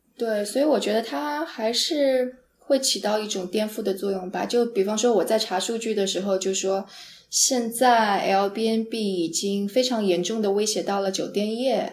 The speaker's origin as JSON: {"language": "Chinese", "region": "Jiangsu", "country": "China", "tie": "born or raised there", "also_born_or_lived": "San Francisco", "moved": "yes", "said": "因为我是个江苏人，江苏是特别潮湿的地方"}